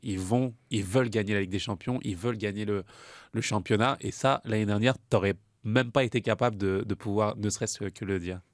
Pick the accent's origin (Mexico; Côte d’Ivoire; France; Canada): France; je suis français